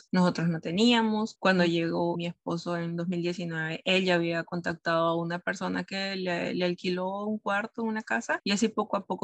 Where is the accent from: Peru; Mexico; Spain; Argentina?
Peru; also born or lived in Brazil; now in Canada; Bueno, en el caso de Perú a Brasil fue mucho más, más fácil, digamos. Como mencioné, nosotros tenemos, podemos tener acceso a la visa Mercosur que te permite eh, trabajar, estudiar.